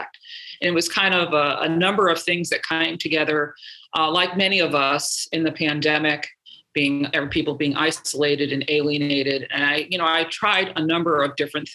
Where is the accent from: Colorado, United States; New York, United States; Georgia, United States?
New York, United States; I'm from New York